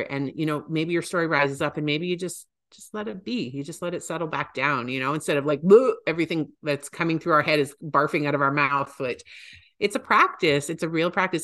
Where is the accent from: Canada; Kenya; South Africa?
Canada; Calgary, Alberta; my hometown